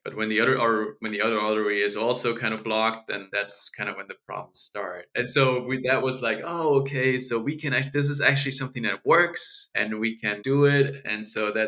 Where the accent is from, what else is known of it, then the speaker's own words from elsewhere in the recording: Germany; moved away; I grew up in Germany and I studied medicine